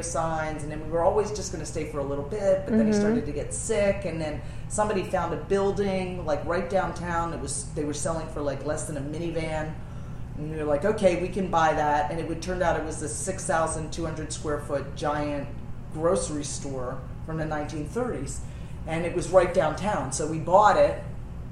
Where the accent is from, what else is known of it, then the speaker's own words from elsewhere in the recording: Wilmington, Delaware, United States; I grew up in Wilmington, Delaware